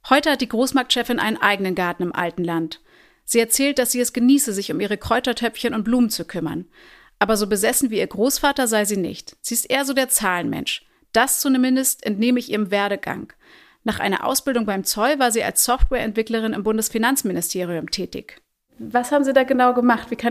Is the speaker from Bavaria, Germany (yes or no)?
no; Hamburg, Germany; Also ich bin ja in Hamburg-Niendorf aufgewachsen